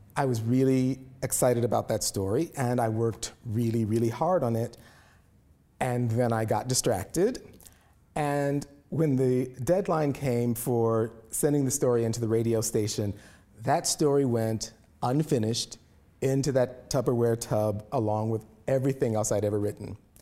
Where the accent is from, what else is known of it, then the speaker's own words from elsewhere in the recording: Indianapolis, Indiana, United States; Indianapolis, my hometown